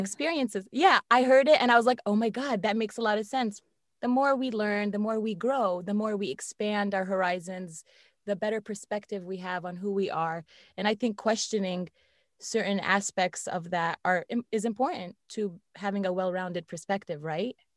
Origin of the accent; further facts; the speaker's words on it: Northern Virginia, United States; I've lived here in the Northern Virginia area my whole life.